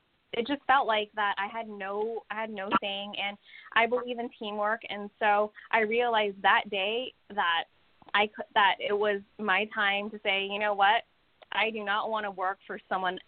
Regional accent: California, United States; I was born here in California

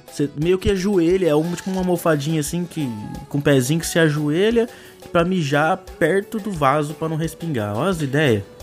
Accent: São Caetano do Sul, São Paulo, Brazil; eu tenho 26 anos e sou de São Caetano do Sul.

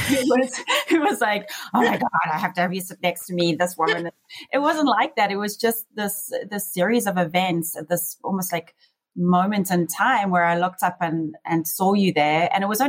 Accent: South Africa; moved away as an adult; now in Las Vegas, United States; growing up in South Africa

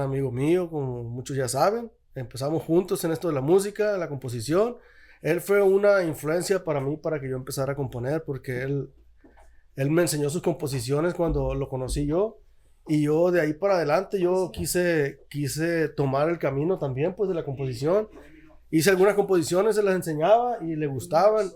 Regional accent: Guasave, Sinaloa, Mexico; soy yo de Guasave

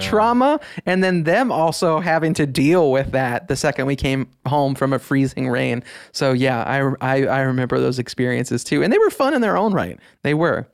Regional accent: Midwest, United States; growing up in the Midwest

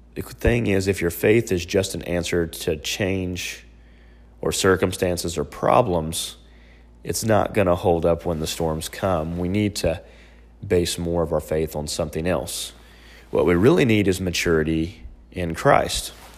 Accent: Oklahoma City, Oklahoma, United States; my hometown is Oklahoma City, uh, right in the heart of Tornado Alley.

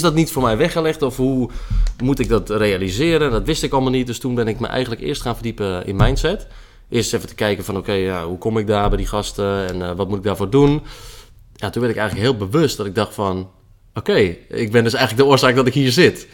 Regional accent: IJmuiden, North Holland, Netherlands; geboren in de Muiden.

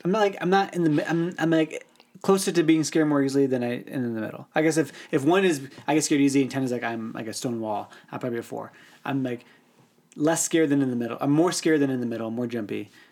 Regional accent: Northern Illinois, United States; I grew up in Northern Illinois

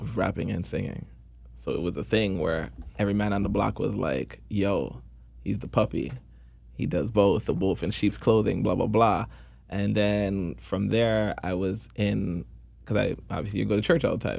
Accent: Toronto, Ontario, Canada; born or raised there

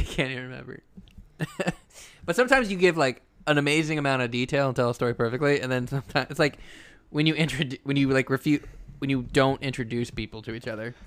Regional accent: the South, United States; moved away; the kids I grew up with in the South

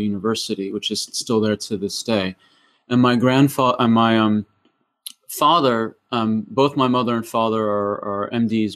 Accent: Massachusetts, United States; moved away as an adult; now in New Zealand; originally, I was born in, uh, Massachusetts in New England

